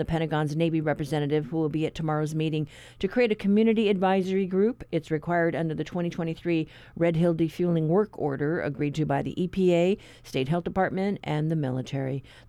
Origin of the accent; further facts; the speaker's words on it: Guam; now in Hawaii, United States; I am from Guam and for a time lived on Anderson Air Force Base.